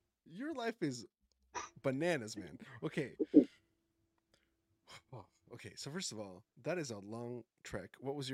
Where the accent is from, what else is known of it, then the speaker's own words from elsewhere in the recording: Colombia; I mean, I'm from Colombia and we have some beautiful landscapes there too